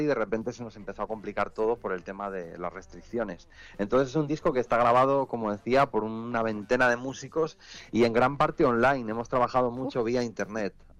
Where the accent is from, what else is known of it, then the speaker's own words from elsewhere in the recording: Asturias, Spain; soy asturiano